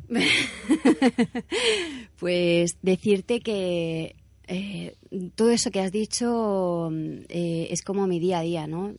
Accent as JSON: {"language": "Spanish", "town": "Cartagena", "region": "Region of Murcia", "country": "Spain", "also_born_or_lived": "Ibiza", "said": "yo soy cartagenera y amo Cartagena y Murcia"}